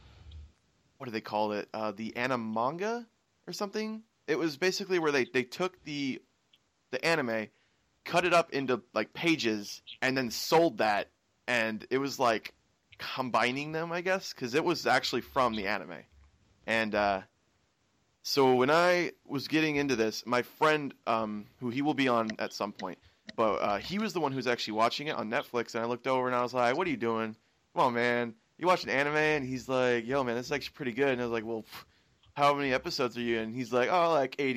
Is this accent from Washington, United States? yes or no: yes; Washington, United States; I'm from Washington, the very west side and top left of the U.S.